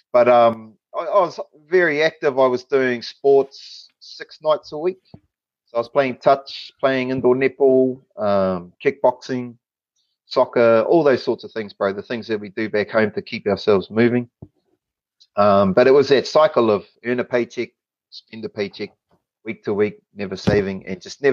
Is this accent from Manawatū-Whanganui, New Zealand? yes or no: yes; Palmerston North, Manawatū-Whanganui, New Zealand; moved away as an adult; now in Australia; I grew up in Palmerston North, so Nō Pāmutana, Manawa Tūāhau. My life in Palmy was from the ages of 0 to 26